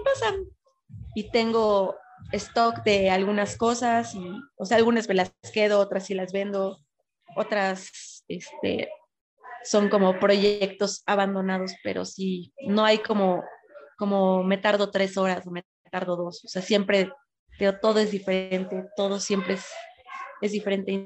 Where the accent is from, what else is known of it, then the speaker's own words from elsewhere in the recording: northern border, Mexico; now in Puebla, Mexico; vivía en la frontera